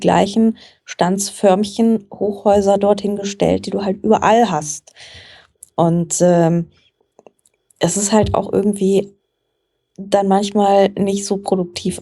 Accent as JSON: {"language": "German", "town": "Frankfurt", "region": "Hesse", "country": "Germany", "tie": "born or raised there", "said": "Ich komme tatsächlich aus Frankfurt, wo ich auch heute noch wohne. Also mich hat es nicht wirklich wegbewegt im Laufe meines Lebens. Und ähm, ich bin hier aufgewachsen"}